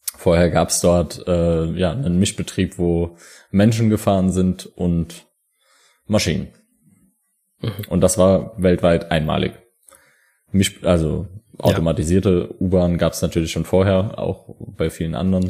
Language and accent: German; Saarland, Germany; wir kommen ja aus der Bergbauregion Saarland